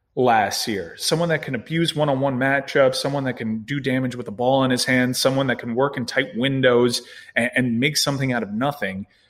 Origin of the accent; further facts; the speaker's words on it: Miami, Florida, United States; I'm born and raised in Miami